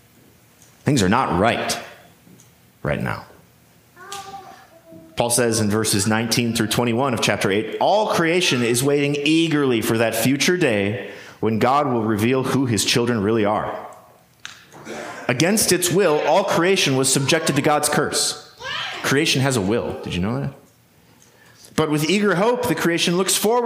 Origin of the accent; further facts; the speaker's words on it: United States; We live privileged lives as American Christians